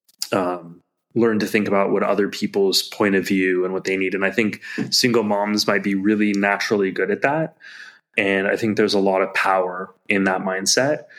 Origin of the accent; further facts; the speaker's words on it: United States; As an American